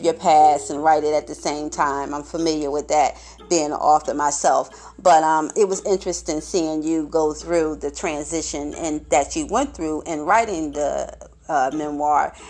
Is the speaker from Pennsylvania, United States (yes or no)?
yes; Philadelphia, Pennsylvania, United States; being from Philadelphia, growing up in Philadelphia all my life